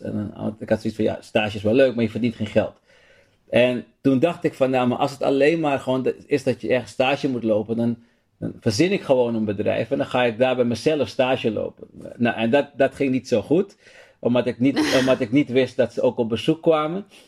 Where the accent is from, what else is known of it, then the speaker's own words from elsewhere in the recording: Amsterdam, North Holland, Netherlands; Ik ben opgegroeid in Amsterdam Zuidoost. Um, Holendrecht om precies te zijn.